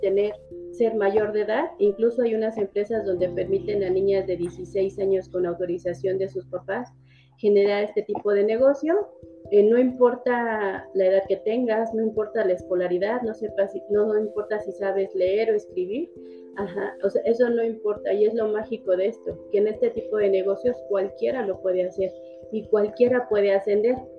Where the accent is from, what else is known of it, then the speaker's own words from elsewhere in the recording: Mexico City, Mexico; yo vivía en el, en el Ajusco, ahí en México yo soy de México, de la Ciudad de México